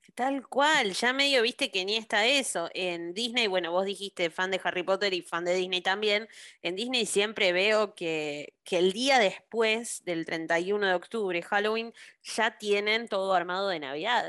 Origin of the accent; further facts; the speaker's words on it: Buenos Aires, Argentina; yo crecí en Buenos Aires